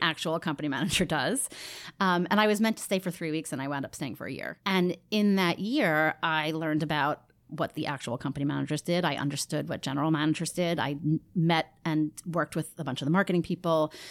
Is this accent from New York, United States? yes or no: yes; Rockland County, New York, United States; also born or lived in Queens, New York; I was born in Queens uh, and then grew up in Rockland County, just north of the city